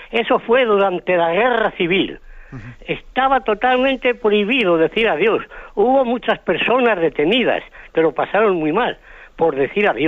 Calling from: Madrid, Community of Madrid, Spain; Soy … de Madrid.

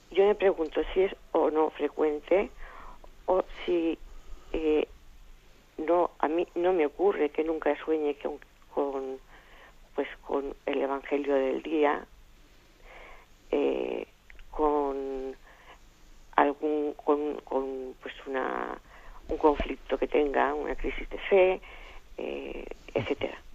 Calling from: Alicante, Valencian Community, Spain; Buenos días, monseñor. … de Alicante.

